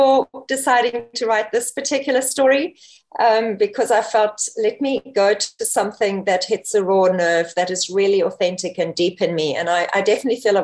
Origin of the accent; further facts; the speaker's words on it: South Africa; also born or lived in Namibia; I was actually born in Namibia, Africa. I don't know if anyone knows where that is, just north of South Africa. And I was raised in South Africa